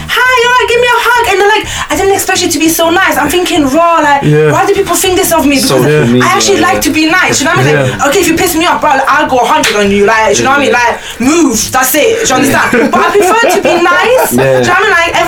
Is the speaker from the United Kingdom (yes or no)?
yes; Newcastle upon Tyne, North East England, United Kingdom; accent: Geordie; I'm from Newcastle. I was born and raised up north, so I'm a Geordie